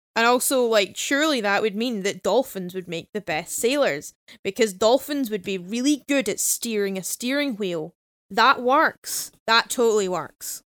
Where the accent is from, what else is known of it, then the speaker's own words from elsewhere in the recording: Glasgow, Scotland, United Kingdom; we're Glaswegian